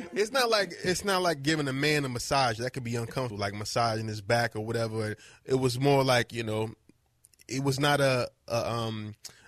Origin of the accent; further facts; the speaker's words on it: New Jersey, United States; moved away as an adult; also born or lived in Philadelphia; now in Los Angeles, United States; I'm from New Jersey, but I went to college in Philadelphia